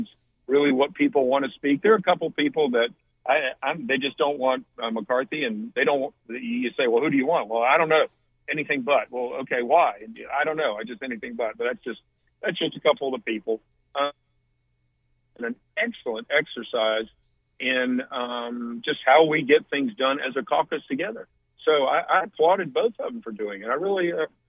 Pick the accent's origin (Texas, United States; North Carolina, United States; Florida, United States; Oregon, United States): North Carolina, United States; Raleigh; I grew up in Raleigh